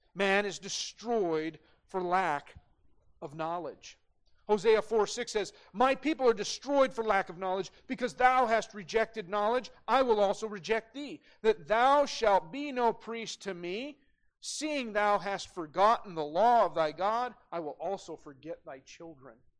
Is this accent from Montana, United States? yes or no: yes; Great Falls, Montana, United States; as a young kid, man, uh, growing up in Great Falls, we had guns in the gun rack in the parking lot at CMR